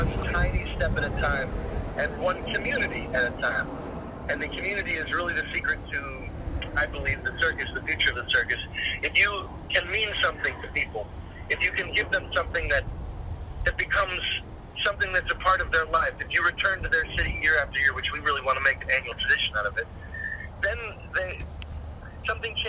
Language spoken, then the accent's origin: English; New York, United States; I grew up near New York City wanting to be in a Broadway show.